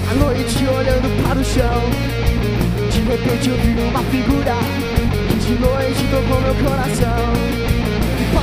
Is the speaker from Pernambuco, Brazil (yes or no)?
no; Mairiporã, São Paulo, Brazil; Exatamente, nós somos de Mairiporã e a gente estuda no Colégio Teresa de Calcutá.